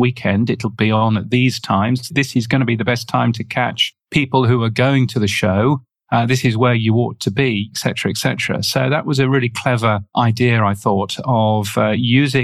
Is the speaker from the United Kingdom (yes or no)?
yes; United Kingdom; accent: British; now in Australia; You can tell from my aloof British accent that I am British. I live in Australia